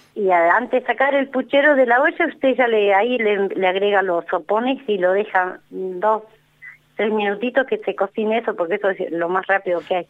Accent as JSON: {"language": "Spanish", "town": "Chos Malal", "region": "Neuquén", "country": "Argentina", "tie": "born or raised there", "said": "es, hermoso mi pueblo. Yo soy nativa de acá"}